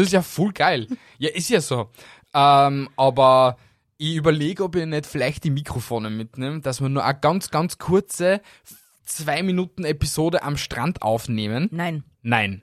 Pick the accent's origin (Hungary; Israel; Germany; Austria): Austria; bei uns in Österreich